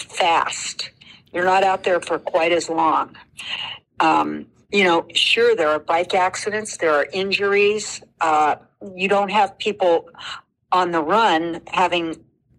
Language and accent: English; California, United States; I'm from California